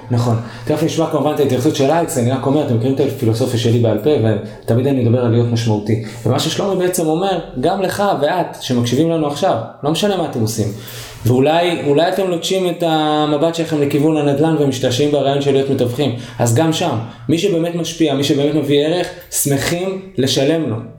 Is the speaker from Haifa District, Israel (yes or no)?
yes; Haifa, Haifa District, Israel; moved away; כחיפאי במקור